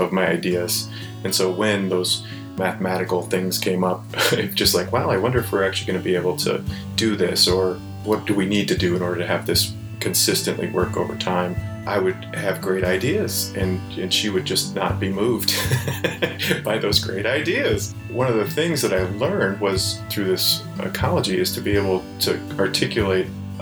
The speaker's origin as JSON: {"language": "English", "region": "Ohio", "country": "United States", "tie": "born or raised there", "said": "I grew up in Ohio, so it was like in the heart of Amish country"}